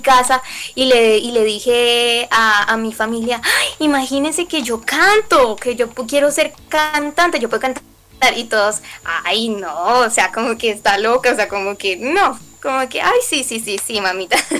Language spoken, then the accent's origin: Spanish; Colombia; como colombiana